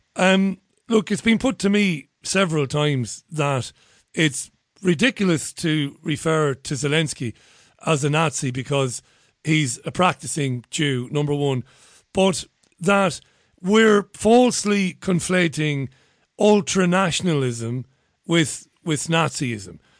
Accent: Ireland; now in United Kingdom; As an Irishman who lives in the UK

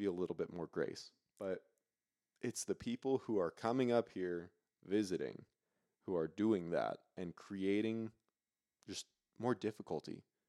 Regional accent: Granite Bay, California, United States; moved away as an adult; now in Truckee, United States; I'm from small, white, safe suburbia, Granite Bay

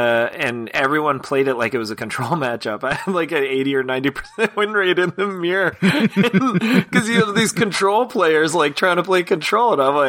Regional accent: British Columbia, Canada; two of us are from BC, Canada.

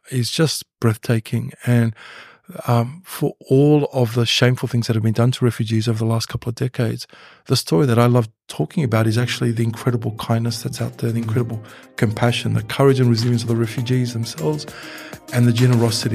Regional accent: Mount Beauty, Victoria, Australia; grew up in a little country town called Mount Beauty

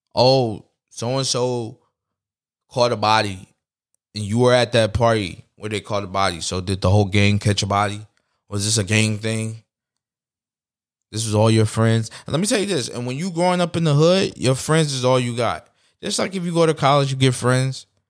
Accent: New York City, New York, United States; I'm from New York City

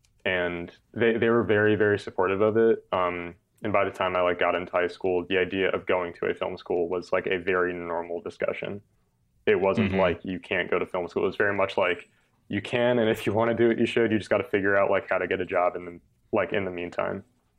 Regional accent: New York, United States; I've learned from being in the South that I'm definitely a New Yorker. And I'm definitely like a Northeasterner.

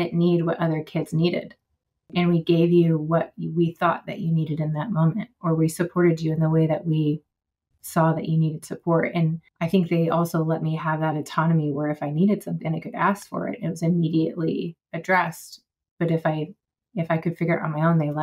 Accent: West Coast, near Mount Rainier, Washington, United States; moved away as an adult; now in North Carolina, United States; I grew up on the West Coast in the shadow of Mount Rainier

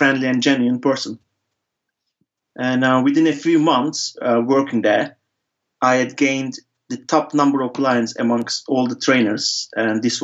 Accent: İzmir, Turkey; moved away as an adult; my local barber in my hometown, İzmir, in Turkey

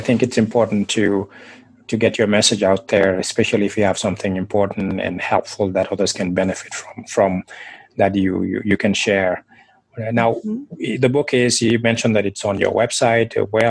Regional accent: Senegal; moved away; I am originally from Senegal, West Africa.

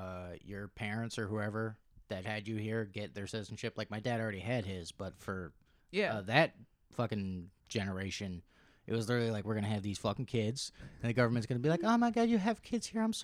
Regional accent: Cape Cod, Massachusetts, United States; also born or lived in Greece; No, I've never lived in Florida. I was born in Cape.

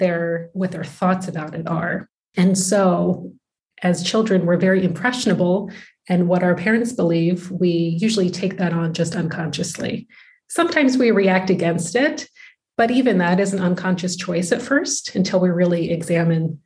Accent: United States; moved away as an adult; now in Netherlands; I'm from the United States, but my husband is Dutch

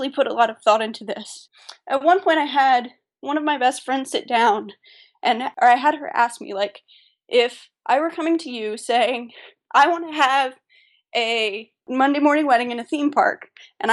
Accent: Atlanta, Georgia, United States; our hometown, we're both from Atlanta

